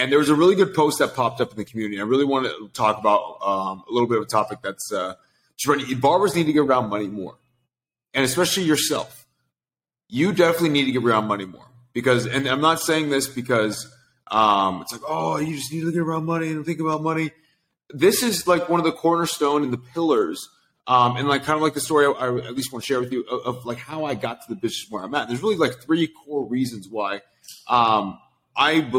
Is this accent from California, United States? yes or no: yes; Sacramento, California, United States; now in Los Angeles, United States; I grew up in Sacramento, California.